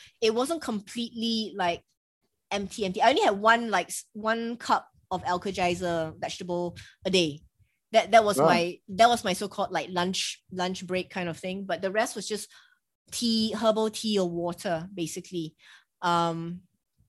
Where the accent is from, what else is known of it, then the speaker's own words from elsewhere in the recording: Singapore; I'm Asian, I'm from Singapore